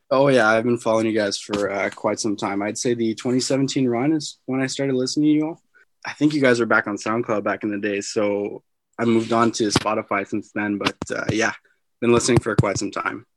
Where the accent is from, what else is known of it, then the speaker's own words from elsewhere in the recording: Ottawa, Ontario, Canada; I grew up in Ot-, Ottawa and I'm still here in Orleans, so I've been here the whole time